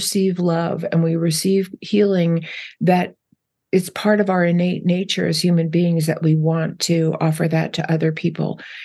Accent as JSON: {"language": "English", "region": "New Jersey", "country": "United States", "tie": "born or raised there", "said": "I grew up in New Jersey"}